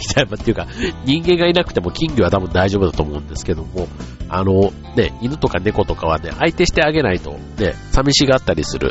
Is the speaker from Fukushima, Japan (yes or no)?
no; Osaka, Japan; moved away as an adult; now in Tokyo, Japan; その大阪からこっちにね、就職で上京した